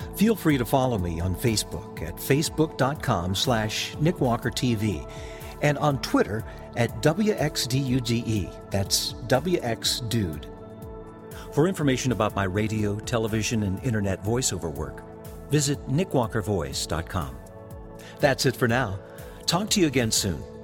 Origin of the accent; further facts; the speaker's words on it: Texas, United States; I am a proud Texas native